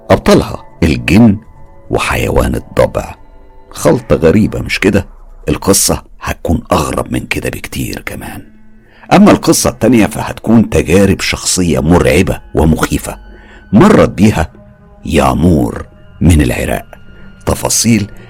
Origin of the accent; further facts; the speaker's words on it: Aleppo, Aleppo Governorate, Syria; من سوريا وبالتحديد من حلب عمري دلوقتي 30 سنة